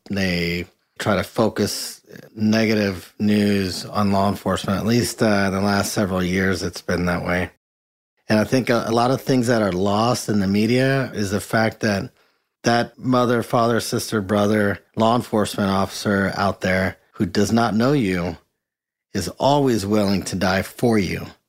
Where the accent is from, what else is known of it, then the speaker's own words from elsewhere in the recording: Mexico; first language Spanish; English is a second language; now in United States; I actually grew up in Mexico. Having lived down there, Spanish was my first language, lived on the border as a kid lived on the border as an adult